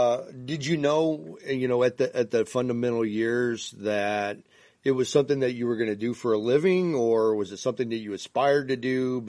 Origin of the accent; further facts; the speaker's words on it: Bourbonnais, Illinois, United States; I'm actually from Bourbonnais. That's actually just, you know, like 20 minutes away, half hour away from Orland Park.